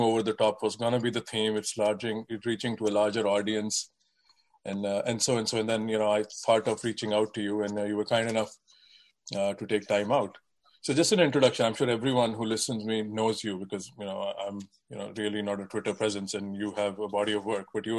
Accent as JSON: {"language": "English", "region": "Delhi", "country": "India", "tie": "born or raised there", "moved": "as an adult", "lives_now": "Boston, United States", "said": "growing up in Delhi, now living in the suburbs of Boston for the more than 25 years"}